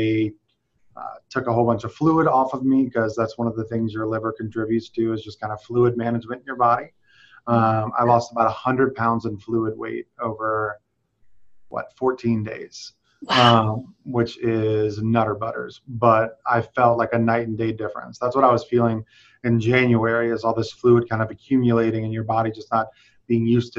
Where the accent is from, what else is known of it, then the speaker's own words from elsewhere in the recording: South Louisiana, United States; I'm from South Louisiana